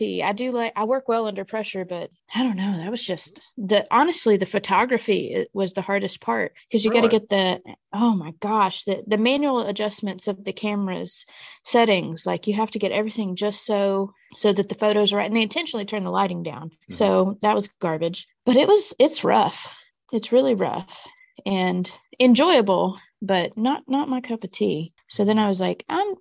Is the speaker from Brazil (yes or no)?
no; Mississippi, United States; moved away as an adult; now in Chattanooga, United States; I grew up in Mississippi, kind of in a good bit of poverty